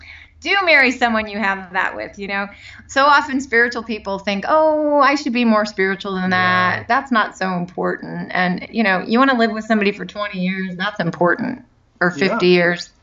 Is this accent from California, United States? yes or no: yes; Bay Area, California, United States; I'm from the Bay Area.